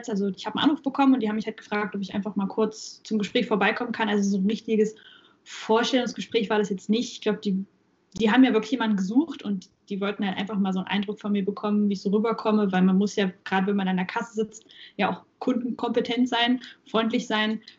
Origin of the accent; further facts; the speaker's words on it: Saxony-Anhalt, Germany; Und original komme ich aus Sachsen-Anhalt, aber jetzt bin ich in Thüringen.